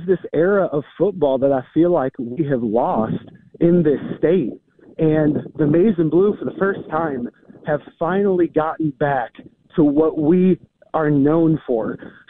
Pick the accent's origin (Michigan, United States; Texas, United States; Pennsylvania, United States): Michigan, United States; Flint; Listen, I'm 35 years old. I grew up in Flint area, so there's the Great Divide.